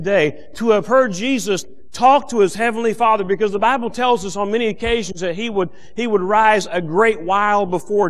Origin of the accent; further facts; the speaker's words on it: United States; as an American and as a child of God